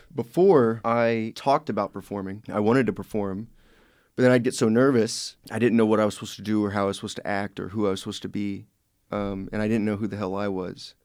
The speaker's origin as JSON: {"language": "English", "region": "Indiana", "country": "United States", "said": "I am from Indiana"}